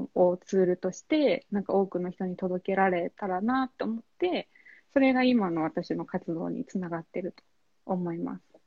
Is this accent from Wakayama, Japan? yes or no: no; Kyushu, Oita, Japan; moved away as an adult; now in Tokyo, Japan; 九州の大分県出身なんですけど、えっと、今東京に住んでまして